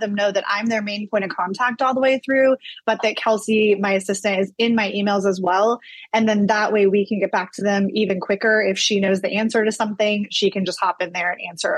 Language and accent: English; Florida, United States; moved away as an adult; now in Savannah, United States; I grew up in Florida, so moving to Savannah was a little bit of a change